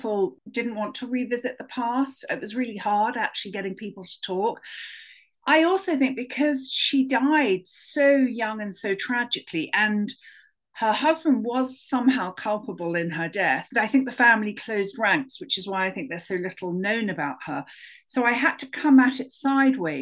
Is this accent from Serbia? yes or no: no; London, United Kingdom; moved away as an adult; now in United States; as you can hear from my accent, I'm a naturalized American, but I was born and brought up in London